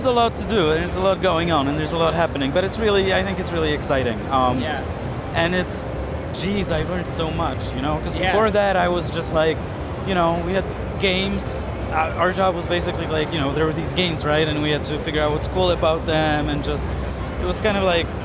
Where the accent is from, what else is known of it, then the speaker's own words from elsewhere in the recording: Poland; I'm from Poland.